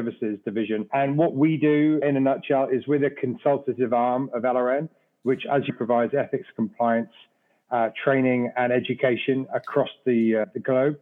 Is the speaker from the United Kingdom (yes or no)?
yes; Wales, United Kingdom; moved away as an adult; also born or lived in London; now in United States; Originally from Wales, I'm a Welshman